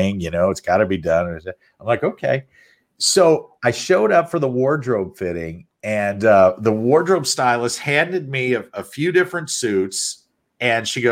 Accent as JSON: {"language": "English", "town": "St. Louis", "region": "Missouri", "country": "United States", "tie": "born or raised there", "moved": "yes", "said": "I grew up in St. Louis"}